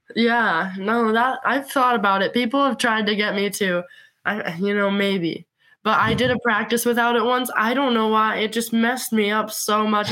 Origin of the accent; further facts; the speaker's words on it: Montana, United States; growing up in Montana